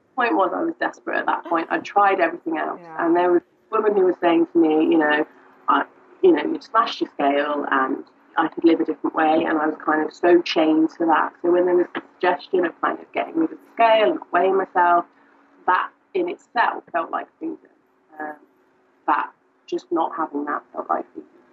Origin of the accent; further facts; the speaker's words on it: United Kingdom; now in Liverpool, United Kingdom; I'm not from Liverpool, I'm from further down south